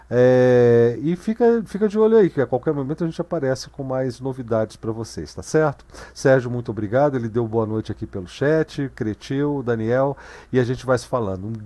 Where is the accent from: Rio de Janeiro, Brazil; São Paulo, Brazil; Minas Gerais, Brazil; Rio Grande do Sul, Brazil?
Rio de Janeiro, Brazil; É que eu sou carioca das antigas.